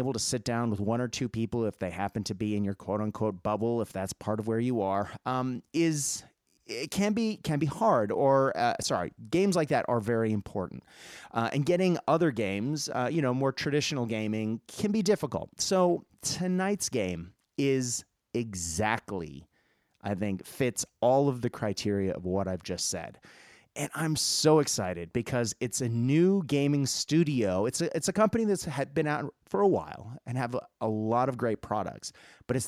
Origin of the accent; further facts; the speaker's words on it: Boston, Massachusetts, United States; I grew up in Boston and near Salem